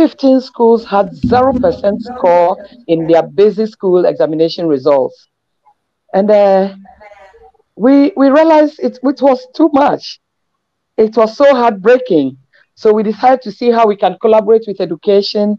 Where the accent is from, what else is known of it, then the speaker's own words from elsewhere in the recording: Ghana; I'm really a Ghanaian.